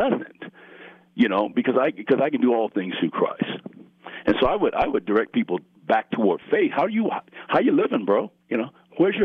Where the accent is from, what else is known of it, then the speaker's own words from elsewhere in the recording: Colorado Springs, Colorado, United States; growing up here